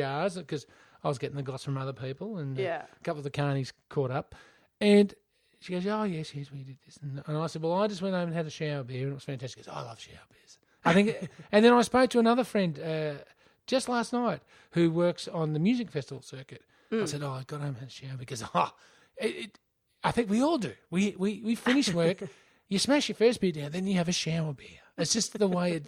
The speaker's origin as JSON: {"language": "English", "town": "Mildura", "region": "Victoria", "country": "Australia", "said": "I'm from Mildura."}